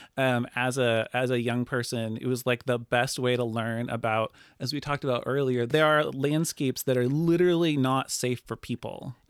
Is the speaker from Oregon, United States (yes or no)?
yes; Lincoln City, Oregon, United States; born and raised, um, in Lincoln City.